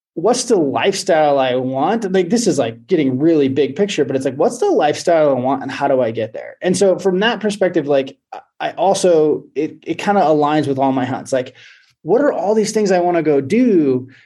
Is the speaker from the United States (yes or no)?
yes; Oregon, United States; now in Montana, United States; I live in Montana. Um, I grew up in Oregon